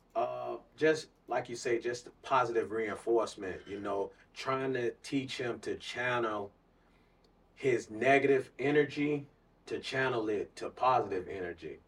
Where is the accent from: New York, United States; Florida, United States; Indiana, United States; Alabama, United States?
Florida, United States; Clearwater; I was born and raised in Clearwater, Florida